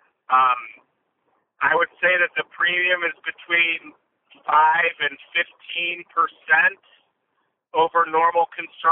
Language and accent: English; United States; we're American